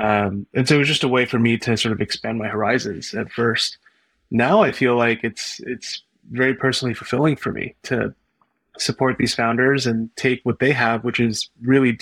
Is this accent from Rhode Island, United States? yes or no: no; Bay Area, California, United States; also born or lived in Los Angeles, California; my background is that I grew up in the Bay Area